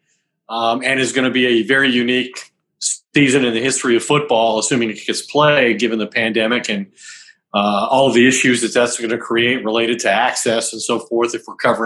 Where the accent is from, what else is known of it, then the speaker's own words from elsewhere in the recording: Longmont, Colorado, United States; I grew up in Longmont, went to high school there